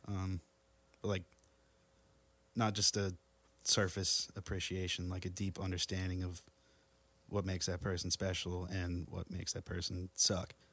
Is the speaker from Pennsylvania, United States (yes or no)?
yes; Denver, Pennsylvania, United States; also born or lived in Bethlehem, Pennsylvania; parents moved to Denver right after I was born, Denver, PA